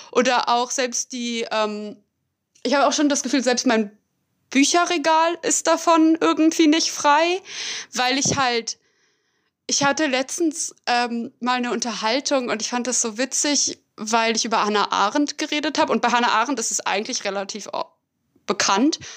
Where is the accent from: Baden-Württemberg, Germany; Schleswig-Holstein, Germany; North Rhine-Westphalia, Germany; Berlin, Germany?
Berlin, Germany; ich bezeichne mich immer als Berlinerin und ich glaube auch mal die, an Anführungszeichen, deutsche Seite in meiner Familie.